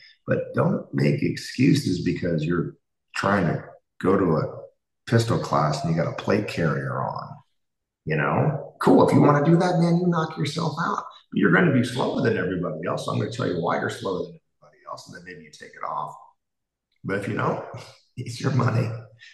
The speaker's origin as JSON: {"language": "English", "country": "United States", "said": "Number 2, I'm an American."}